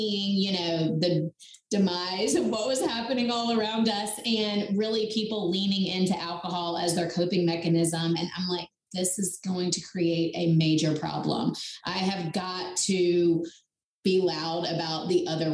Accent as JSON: {"language": "English", "region": "North Carolina", "country": "United States", "said": "I'm from North Carolina. I live right outside of Charlotte"}